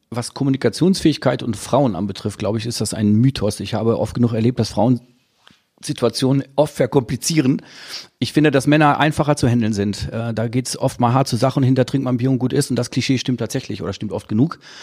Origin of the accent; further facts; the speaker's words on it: Dortmund, North Rhine-Westphalia, Germany; Ich komme aus Dortmund